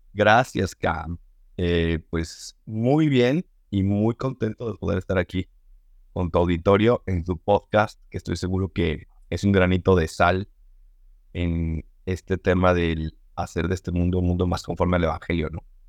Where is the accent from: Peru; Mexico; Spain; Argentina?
Mexico; Mexico City; soy chilargo de la Ciudad de México. Eh, estudié ahí en colegios de los legionarios de Cristo, toda mi niñez, toda mi adolescencia